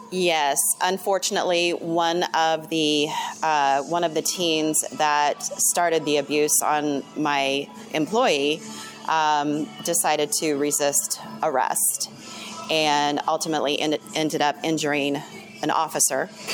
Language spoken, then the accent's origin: English; Indiana, United States; also born or lived in California; I was born and raised in Indiana. I lived in California for a few years